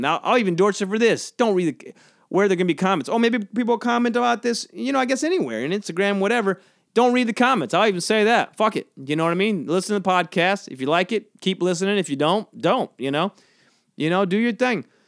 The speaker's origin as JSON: {"language": "English", "town": "St. Simons", "region": "Georgia", "country": "United States", "tie": "born or raised there", "moved": "yes", "said": "My hometown has a good barbecue. This place, Southern Soul, on Saint Simon's, uh, i-, in, uh, Saint Simon's, Georgia."}